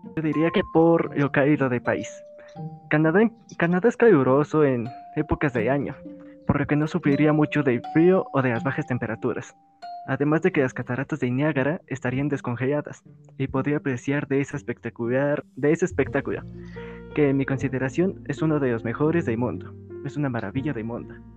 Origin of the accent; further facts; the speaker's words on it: Mexico; mi país natal, México